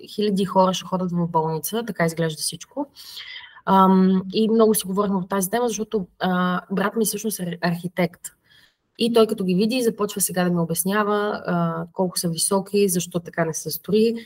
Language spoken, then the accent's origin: Bulgarian; Plovdiv, Plovdiv Province, Bulgaria; moved away as an adult; now in Verona, Italy; аз съм от Кършака, а, Гагарин